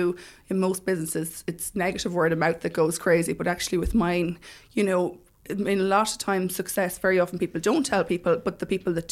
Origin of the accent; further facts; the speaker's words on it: Mullingar, Leinster, Ireland; moved away as an adult; I'm originally from Mullingar.